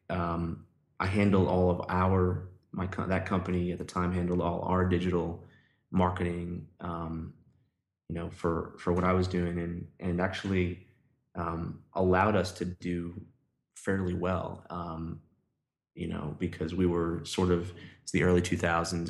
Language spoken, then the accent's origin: English; New York City, New York, United States; moved away as an adult; now in Nashville, United States; I grew up in New York